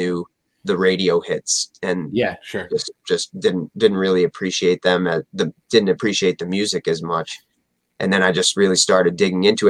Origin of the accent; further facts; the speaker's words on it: Michigan, United States; moved away; I'm from Michigan originally